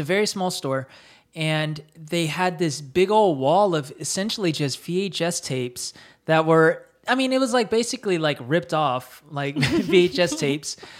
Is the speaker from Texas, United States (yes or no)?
no; Fayetteville, North Carolina, United States; moved away as an adult; also born or lived in New Jersey; I grew up in Fayetteville, North Carolina